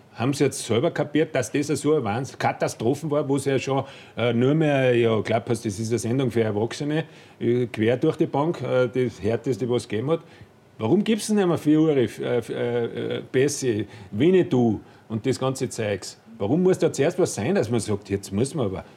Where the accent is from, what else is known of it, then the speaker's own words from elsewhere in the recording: Austria; als Österreicher